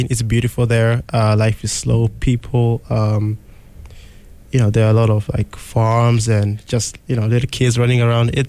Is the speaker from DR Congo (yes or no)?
yes; DR Congo; moved away; I'm from the Democratic Republic of the Congo.